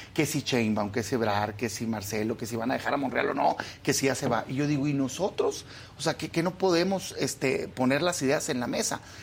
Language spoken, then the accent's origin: Spanish; Sonora, Mexico; now in Mexico City, Mexico; yo, soy de Sonora, pero ya vivo, vivo acá en la Ciudad de México